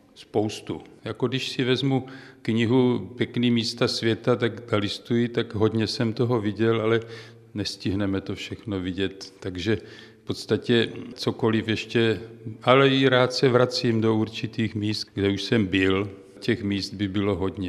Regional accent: Prostějov, Olomouc Region, Czechia; accent: Moravian; also born or lived in Třebíč / České Budějovice / Hluboká nad Vltavou; now in near Prague, Czech Republic; Já jako určitě to poznáte podle toho přízvuku, jsem Moravák. Já jsem prošel celou republiku od Prostějova, kde jsem se narodil, přes Olomouc, Třebíč, České Budějovice, hlubokou nad Vltavou

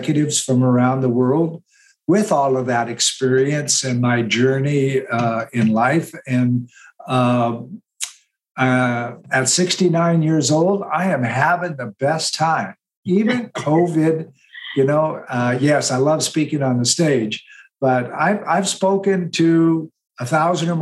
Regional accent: Western Montana, United States; I was born in Western Montana and raised in the Rocky Mountains, mountain boy

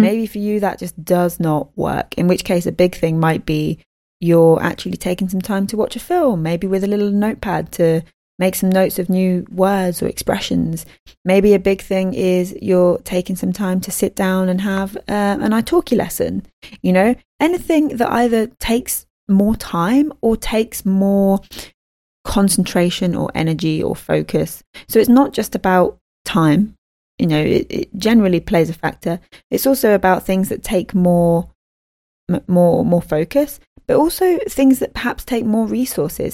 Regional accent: United Kingdom; I'm a bad Brit.

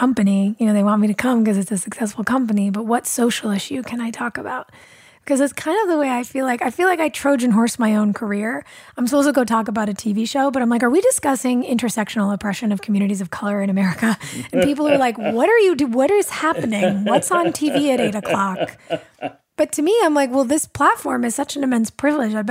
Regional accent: Los Angeles, California, United States; I grew up here in California in Los Angeles

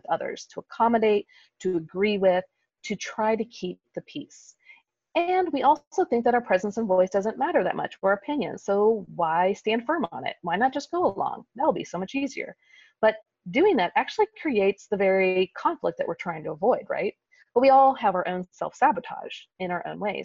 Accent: Kansas City, United States; in the Midwest, where I grew up in Kansas City

